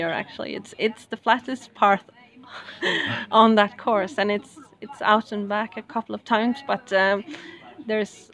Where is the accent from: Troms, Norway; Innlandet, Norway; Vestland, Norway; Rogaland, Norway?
Rogaland, Norway; Stavanger; now in Bergen, Norway; That's my hometown actually, and I visited my parents down there